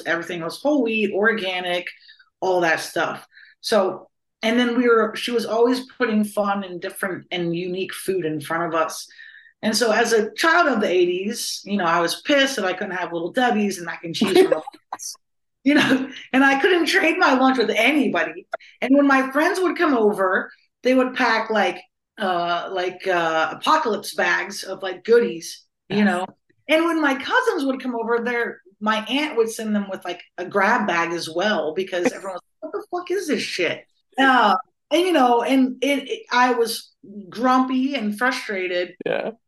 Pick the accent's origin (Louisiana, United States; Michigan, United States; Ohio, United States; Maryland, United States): Ohio, United States; Columbus; moved away as an adult; now in Los Angeles, United States; I was born and raised in Columbus, Ohio, and now I live in Los Angeles, California.